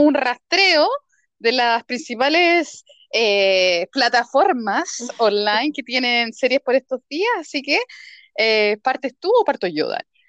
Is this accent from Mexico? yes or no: no; Chile